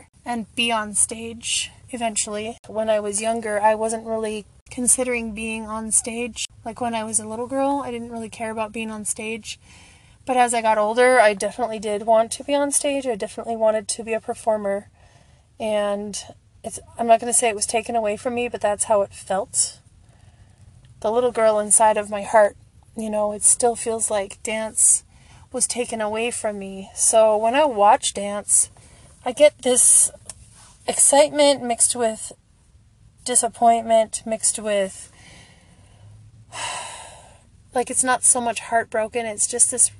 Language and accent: English; the Midwest of the United States, United States; I grew up in the Midwest of the United States